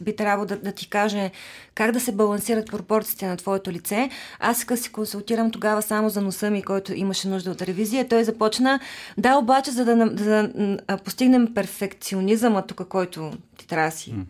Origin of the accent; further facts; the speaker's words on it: Nesebar, Burgas Province, Bulgaria; moved away; also born or lived in Sofia; аз съм от Несебър и когато дойдох в София